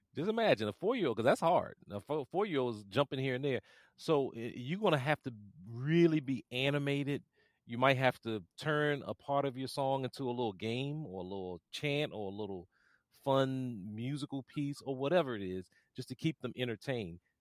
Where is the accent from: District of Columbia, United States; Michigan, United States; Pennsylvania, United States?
District of Columbia, United States; Washington; I grew up here in Washington, D C